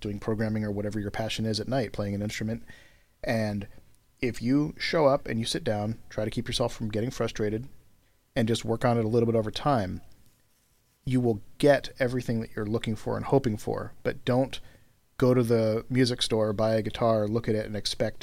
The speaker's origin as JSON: {"language": "English", "country": "United States", "tie": "born or raised there", "said": "I'm American, obviously. I live in the U.S. I was born here, lived here my whole life."}